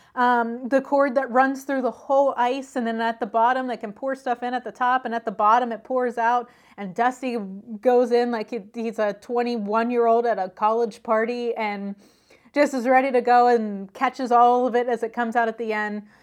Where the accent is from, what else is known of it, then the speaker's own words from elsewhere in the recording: Pennsylvania, United States; I'm from Pennsylvania.